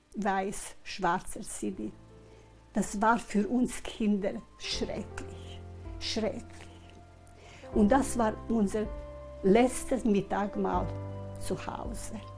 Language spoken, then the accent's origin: German; Hetin, Vojvodina, Serbia; also born or lived in Kikinda; Wir waren zuerst in Hettin, in unserem Haus, wo ich geboren bin